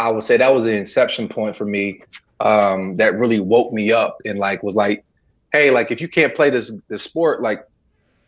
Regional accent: Coatesville, Pennsylvania, United States; moved away as an adult; also born or lived in Lancaster, Pennsylvania; now in Southern United States; born in Lancaster, grew up in Coatesville, and been in the South since for about the last 15 years

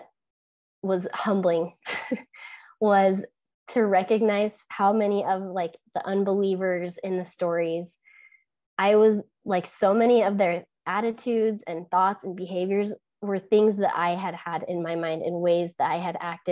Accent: Utah, United States; growing up in Utah

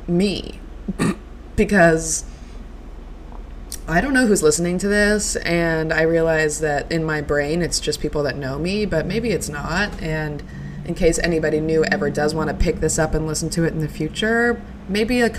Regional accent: Reno, Nevada, United States; I am from Reno, Nevada. I am from the northwestern part of Reno, Nevada. I am, yeah, just a Reno girl through and through

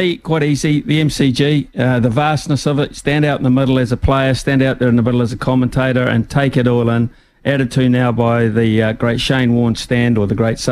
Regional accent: New Zealand; as a Kiwi

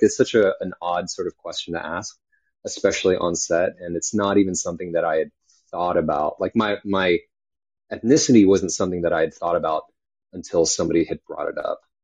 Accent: California, United States; moved away; also born or lived in New York / Texas; I was born in New York, raised in California, um, and uh, you know, lived in Texas for a while

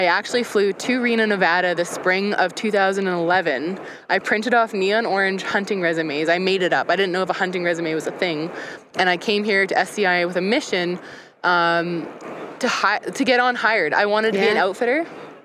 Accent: Canada; for me as a Canadian

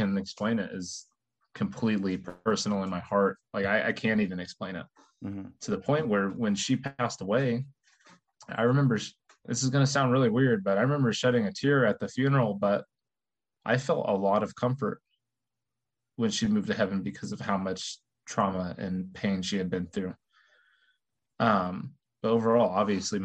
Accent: Terre Haute, Indiana, United States; I'm one of 20 first cousins who all grew up in Terre Haute, Indiana

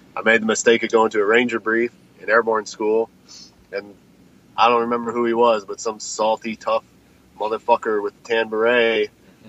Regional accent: Colorado, United States; I grew up in Colorado.

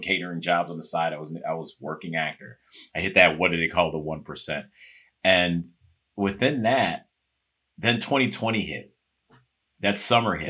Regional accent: Chicago, Illinois, United States; moved away; I'm from Chicago originally.

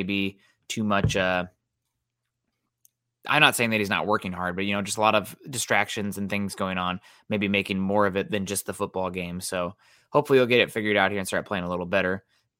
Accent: East Iowa, United States; I grew up in East Iowa near a couple of the cities had Purina plants by them

